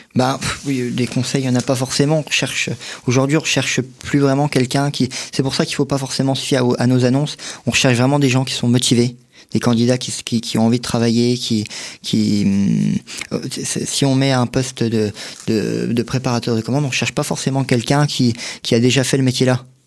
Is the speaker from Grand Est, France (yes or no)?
yes; Vittel, Grand Est, France; born or raised there